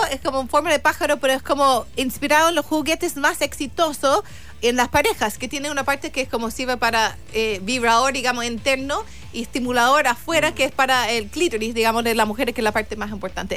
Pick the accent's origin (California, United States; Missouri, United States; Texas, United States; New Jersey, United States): Missouri, United States; St. Louis; Spanish is a second language; moved away as an adult; now in Chile; yo soy de San Luis, Missouri, un estado muy conservador